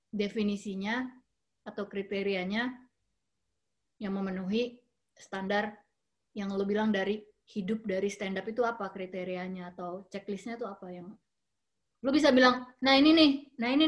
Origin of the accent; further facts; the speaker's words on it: Jakarta, Indonesia; also born or lived in Germany; gue lahir di Jerman tahun 80 1980 sampai Jakarta 85an uh, eh, dari situ tuh gue kayak ngerasa uh, eh, gue nggak nggak lihat orang menikmati hidup gitu sepanjang gue tumbuh dan besar di Jakarta